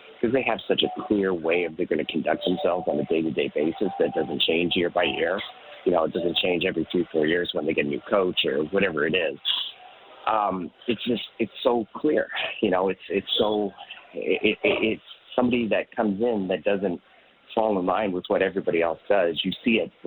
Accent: Toronto, Ontario, Canada; I'm from Toronto. I'm Canadian

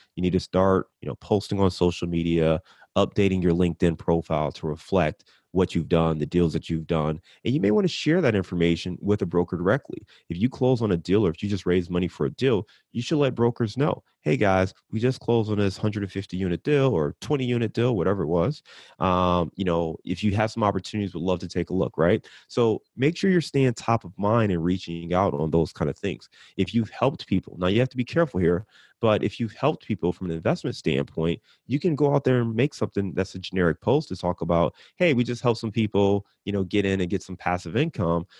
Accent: Cleveland, Ohio, United States; I'm from Cleveland

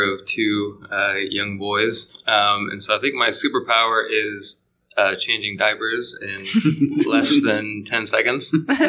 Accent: Portland, Oregon, United States; I'm from Portland, Oregon

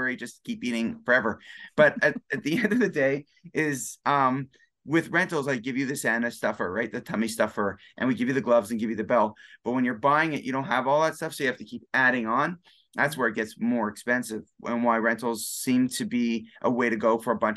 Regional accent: Canada; we're both Canadian

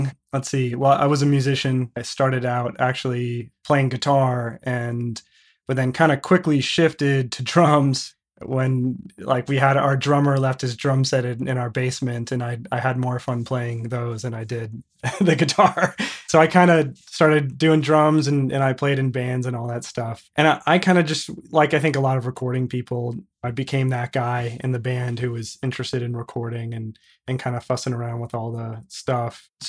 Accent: just north of Chicago, Illinois, United States; I grew up just north of Chicago in a suburb called Wilmette, basically just like 15 minutes north of Chicago. And I've spent pretty much my whole life in Chicago with the exception of a few years recently.

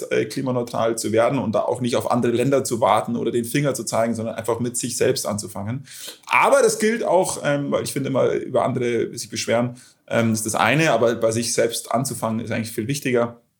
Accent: Munich, Bavaria, Germany; ansonsten klar, FC Bayern, da wo ich herkomme.

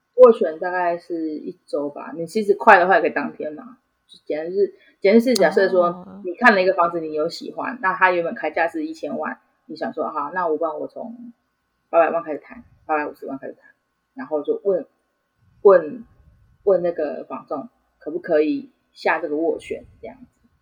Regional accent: Changhua County, Taiwan; moved away as an adult; now in Taichung, Taiwan; 我本身是彰化人，那，那时候只是就是单纯不想要讲话，所以我就选择了到台中

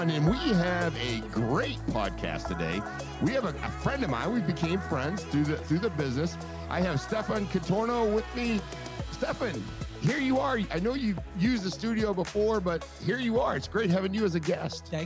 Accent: Maine, United States; now in Naples, United States; I'm originally from Maine. I've been down in, in Naples for 30, right, right about 34 years.

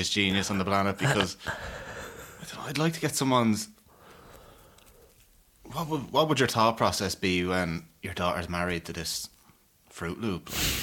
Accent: Ireland; I grew up in Willow Park

